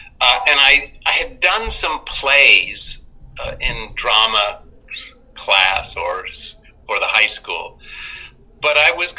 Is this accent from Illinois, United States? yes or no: no; Michigan, United States; I was born in Detroit.